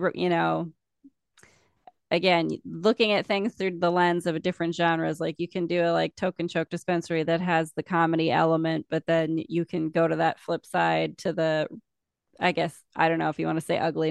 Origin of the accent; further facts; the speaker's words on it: South Dakota, United States; I'm from South Dakota. It's a conservative state.